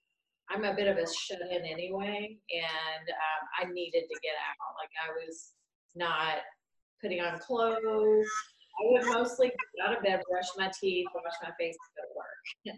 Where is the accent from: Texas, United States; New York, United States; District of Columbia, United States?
New York, United States; now in Columbus, United States; I'm from the New York area. But we've been here over 20 years, both of us.